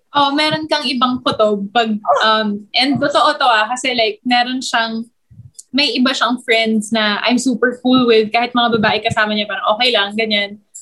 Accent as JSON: {"language": "Tagalog", "town": "Quezon City", "region": "Metro Manila", "country": "Philippines", "said": "parehas kami taga Quezon City"}